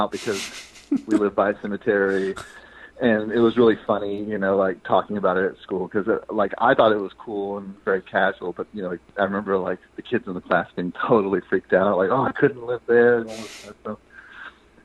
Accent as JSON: {"language": "English", "town": "Marion", "region": "Alabama", "country": "United States", "tie": "born or raised there", "said": "the town I grew up in was about 30 minutes from Selma, Alabama. It's out in the middle of nowhere. It's called Marion, Alabama."}